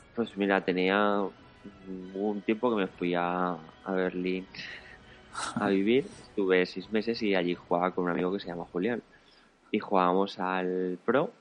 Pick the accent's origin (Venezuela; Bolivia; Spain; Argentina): Spain; Valencia, Valencian Community; Somos de Valencia los dos